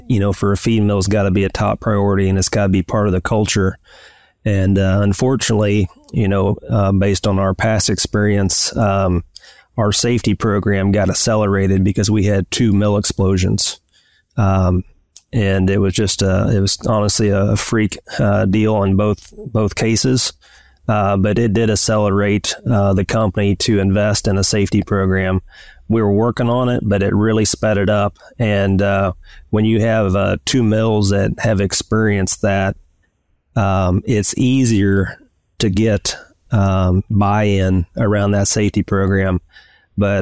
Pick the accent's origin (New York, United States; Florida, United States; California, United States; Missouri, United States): Missouri, United States; Northeast; I grew up in Northeast Missouri and went to University of Missouri